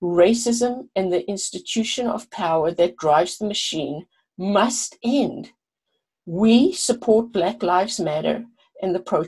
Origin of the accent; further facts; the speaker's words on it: South Africa; moved away as an adult; now in United States; growing up in South Africa